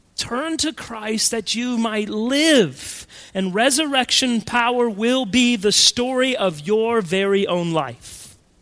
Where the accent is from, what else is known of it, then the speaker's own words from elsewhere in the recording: Colorado, United States; When I was a kid growing up in Colorado